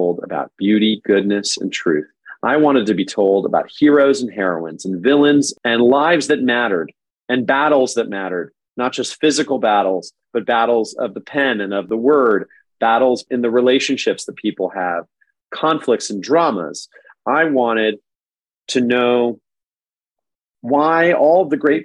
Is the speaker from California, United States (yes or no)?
yes; San Diego, California, United States; first language English; I grew up in San Diego